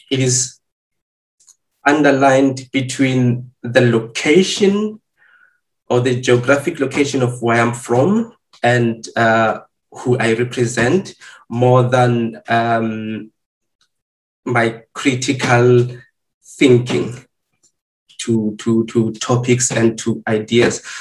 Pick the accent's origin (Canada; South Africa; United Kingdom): South Africa; moved away as an adult; now in Germany; I've lived my half of my uh, uh life as, as as a South African, and currently, when I moved to Europe, then I started to adapt to a new identity of being an African.